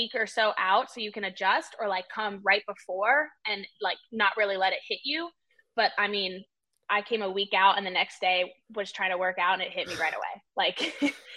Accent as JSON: {"language": "English", "country": "United States", "tie": "born or raised there", "also_born_or_lived": "South Africa", "lives_now": "Charlotte, United States", "said": "I like grew up in America"}